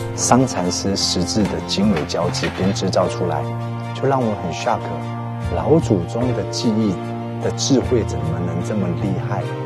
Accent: Taipei, Taiwan; moved away as an adult; now in Nanjing, China; 我来自于宝岛台湾台北。对。我在二零零八年就回到大陆工作，这十多年来都是从事，呃，文化工作

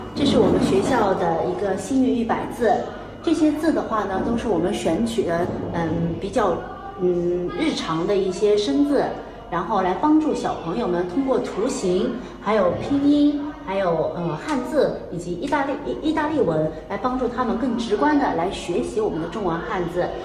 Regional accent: China; moved away as an adult; now in Padua, Italy; 我们中国人

